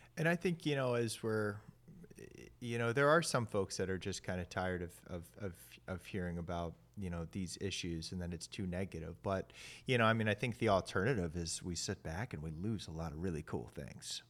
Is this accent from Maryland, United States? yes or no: yes; Maryland, United States; I grew up in Maryland in the Chesapeake Bay